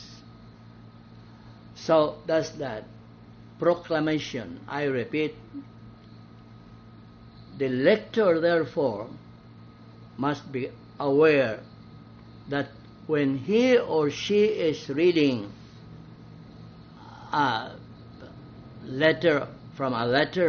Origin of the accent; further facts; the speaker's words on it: Balamban, Central Visayas, Philippines; my hometown of Balamban